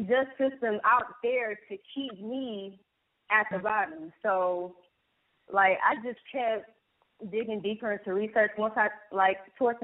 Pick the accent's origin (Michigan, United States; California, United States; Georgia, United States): Michigan, United States; Detroit; born and raised in Detroit